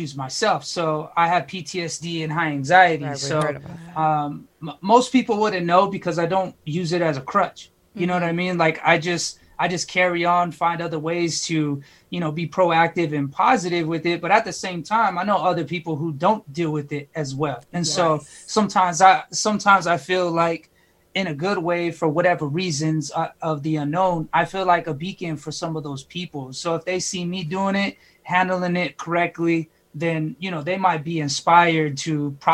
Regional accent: California, United States; now in Arizona, United States; I grew up in California.

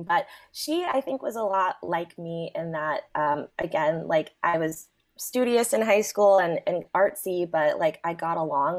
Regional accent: Prince George's County, Maryland, United States; also born or lived in Washington, D.C.; now in Chicago, United States; So I was born in Northeast, and then my parents moved to the suburbs. So the gorgeous Prince George's, Prince George's County.

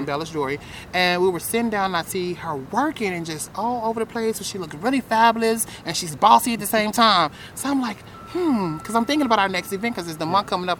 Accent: Tennessee, United States; now in Phoenix, United States; I'm from Tennessee

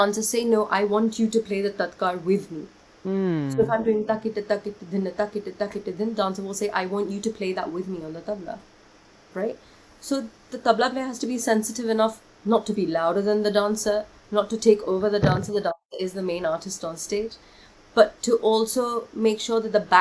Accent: London, United Kingdom; moved away as an adult; also born or lived in Kolkata, India; now in India; I was born in Kolkata, and then I moved to London when I was, like, 5.5, 6 years old

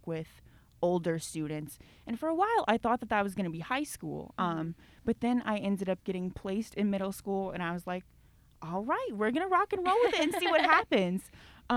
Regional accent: Inez, Texas, United States; moved away as an adult; now in Memphis, United States; Home is a tiny town called Inez, Texas

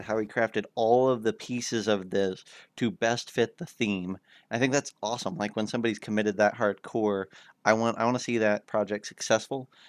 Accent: Kansas, United States; my home state of Kansas

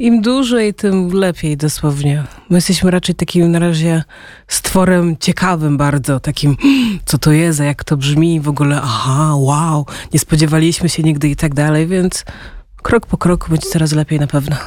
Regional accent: Angola; also born or lived in Poznań, Poland; now in Poland; Jak miałam parę lat, to wróciliśmy do Angolii. No i właśnie, potem tam spędziłam prawie 10 czy tam 12 lat

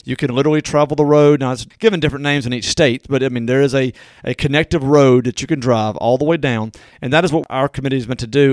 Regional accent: Natchez, Mississippi, United States; Natchez, which, of course, is my hometown

